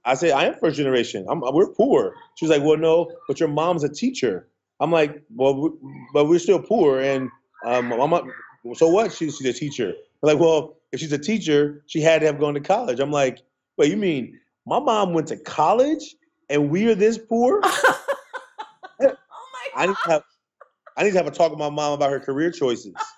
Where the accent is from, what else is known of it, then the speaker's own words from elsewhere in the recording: Oakland, California, United States; I grew up in Oakland